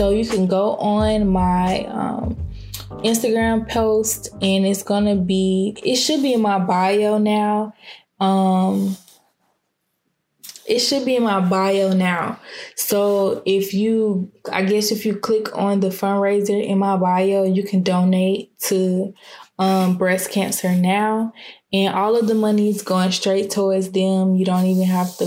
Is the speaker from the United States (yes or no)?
yes; Clayton County, Georgia, United States; also born or lived in Fulton County, Georgia; I grew up in Clayton County. And I was in Clayton County until 6th grade. And then 7th grade, I transferred to Fulton County